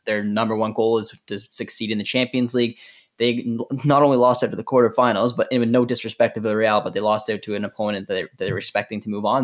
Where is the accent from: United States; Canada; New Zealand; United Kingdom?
Canada; being Canadian and following the Canadian men's national team